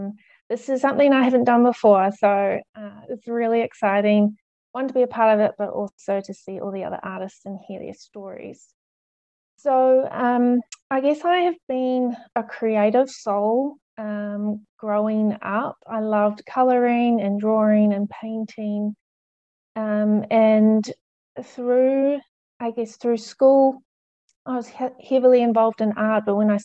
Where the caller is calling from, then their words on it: New Zealand; I'm speaking from New Zealand, so I know it's nice to see other nationalities represented here.